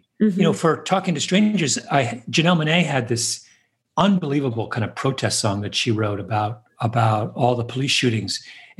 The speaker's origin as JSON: {"language": "English", "region": "New York", "country": "United States", "said": "And as a New Yorker, I always feel there's a special bond between …"}